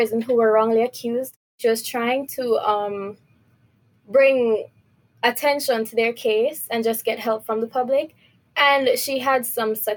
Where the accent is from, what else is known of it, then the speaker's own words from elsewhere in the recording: Jamaica; moved away; I'm from Jamaica